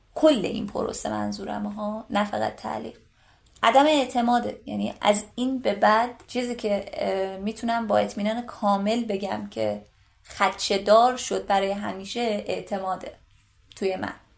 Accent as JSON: {"language": "Persian", "region": "Gilan", "country": "Iran", "said": "من شمالی هستم گیلانی هستم"}